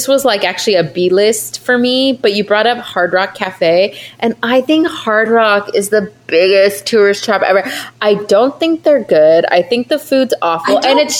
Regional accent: United States; I maybe because we're American, I don't get it.

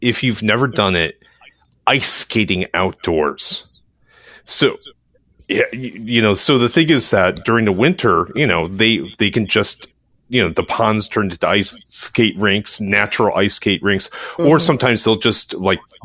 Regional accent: Midwest, United States; I'm not an East Coaster. I'm a Midwesterner

